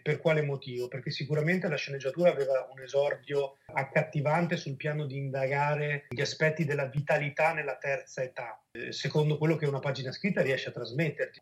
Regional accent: Veneto, Italy; come Veneti

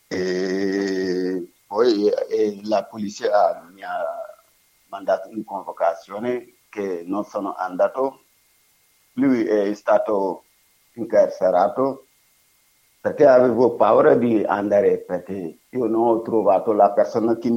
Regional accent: Senegal; Italian is a second language; moved away as an adult; io mi, sono senegalese e lavoravo in Senegal come elettricista

